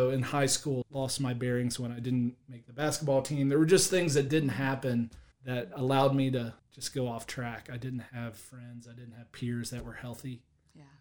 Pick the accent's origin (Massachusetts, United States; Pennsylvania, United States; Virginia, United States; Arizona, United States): Virginia, United States; Penn Laird; also born or lived in Staunton, Virginia; I am from Penn Laird, Virginia, so I'm local. Go Blazers.